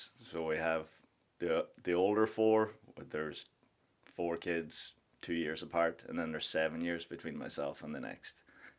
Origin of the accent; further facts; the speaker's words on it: Donegal, County Donegal, Ireland; moved away as an adult; also born or lived in Sligo / New York / Florida; now in Tampa Bay area, United States; Sligo is 45 minutes away from my hometown, which is Donegal town. I went to school in Sligo.